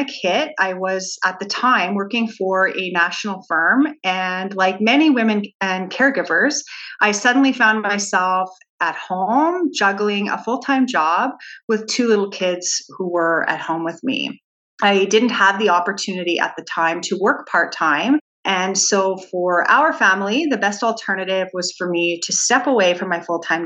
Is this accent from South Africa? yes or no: no; Saskatchewan, Canada; now in Edmonton, Canada; I'm born and raised in Saskatchewan, and I now make my home in Edmonton, Alberta